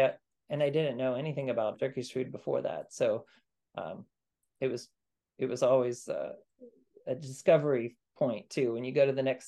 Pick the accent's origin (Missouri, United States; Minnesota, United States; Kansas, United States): Kansas, United States; also born or lived in Armenia; now in Maryland, United States; Growing up in Kansas